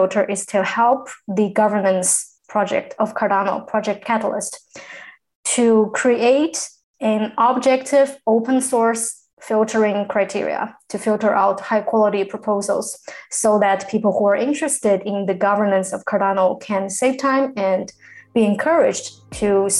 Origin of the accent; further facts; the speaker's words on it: China; first language Chinese; English is a second language; now in United Kingdom; I am from China. I am currently located in the UK